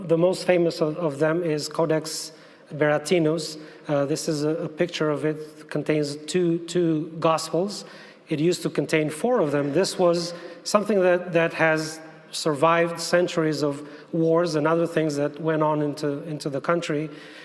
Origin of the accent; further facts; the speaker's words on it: Albania; I am from Albania. I was born and raised in Albania, and we are translating the Bible in Albanian.